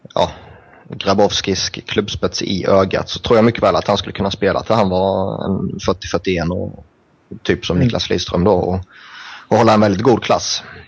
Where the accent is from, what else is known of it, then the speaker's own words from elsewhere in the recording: Sweden; som svensk